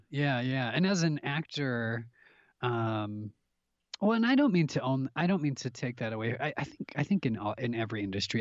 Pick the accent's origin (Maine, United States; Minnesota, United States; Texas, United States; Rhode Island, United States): Minnesota, United States; Minneapolis; I'm from the Midwest, you know, up towards in Minnesota, in Minneapolis, towards the Canadian border is where I, you know, born and raised.